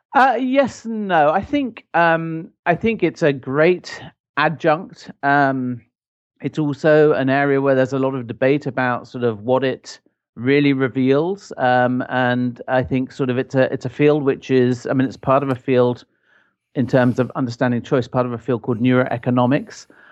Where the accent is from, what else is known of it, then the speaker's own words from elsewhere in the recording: Ireland; moved away; I grew up in Ireland